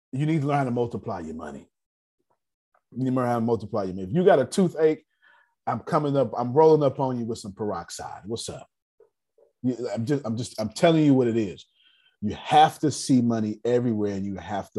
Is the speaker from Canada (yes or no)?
no; the South, United States; I'm from the South